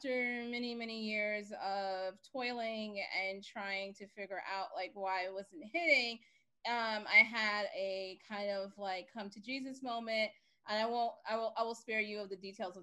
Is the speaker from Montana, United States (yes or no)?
no; New York City, New York, United States; I grew up in Bed-Stuy, Brooklyn